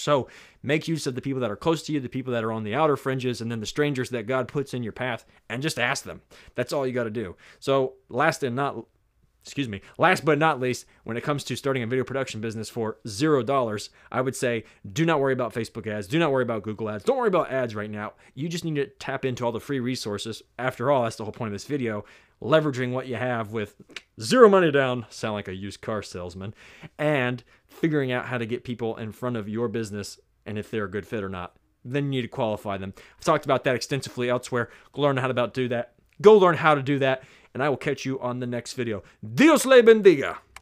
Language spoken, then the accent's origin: English; the South, United States; I'm from the South. I say niche.